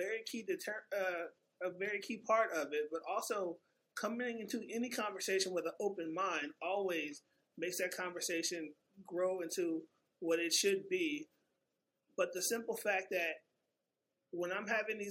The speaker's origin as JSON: {"language": "English", "town": "Destrehan", "region": "Louisiana", "country": "United States", "tie": "born or raised there", "said": "I was raised in the South, grew up in a town called Destrehan, 20 minutes from the New Orleans airport."}